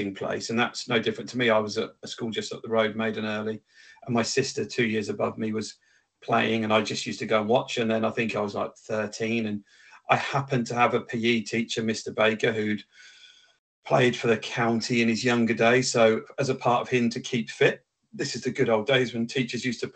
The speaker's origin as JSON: {"language": "English", "region": "England", "country": "United Kingdom", "tie": "born or raised there", "also_born_or_lived": "Wales", "lives_now": "Reading, United Kingdom", "said": "my family's from Wales. I'm actually born in England and I'm living in Reading"}